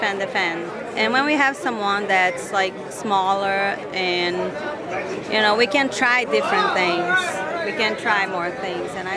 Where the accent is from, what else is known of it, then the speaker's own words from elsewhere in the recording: Rio de Janeiro, Brazil; moved away as an adult; also born or lived in Florida, United States; now in Maine, United States; I'm from Rio, but it's the city where I lived was like 5 hours from Rio, so it's kind of like far away from everything